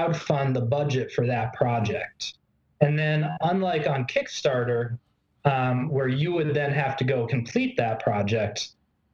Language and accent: English; Boston, Massachusetts, United States; moved away; I come from Boston. I come from a place where, you know, I walked to school on the road that Paul Revere took